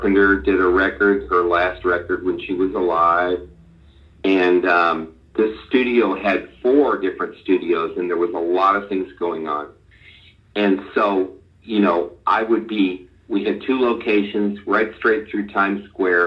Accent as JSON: {"language": "English", "area": "Long Island", "region": "New York", "country": "United States", "tie": "born or raised there", "also_born_or_lived": "Nashville", "moved": "as an adult", "said": "I grew up on Long Island"}